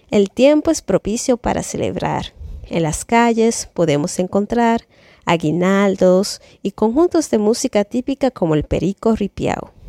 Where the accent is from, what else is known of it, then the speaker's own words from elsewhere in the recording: Dominican Republic; now in France; Soy dominicana y vivo en Francia hace más de seis años.